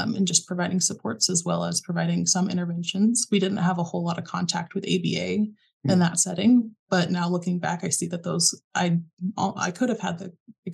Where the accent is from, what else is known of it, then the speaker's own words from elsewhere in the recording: Springfield, Missouri, United States; moved away; But I'm actually from Springfield, and that's Springfield, Missouri, which is where Missouri State is based out